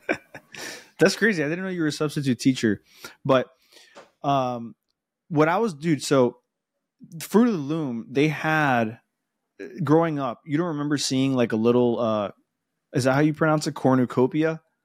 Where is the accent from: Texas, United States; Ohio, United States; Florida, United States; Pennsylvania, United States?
Florida, United States; Miami; accent: Spanish